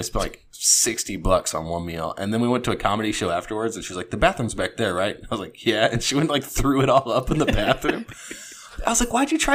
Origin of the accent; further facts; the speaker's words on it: Mexico, Missouri, United States; I'm from Mexico, Missouri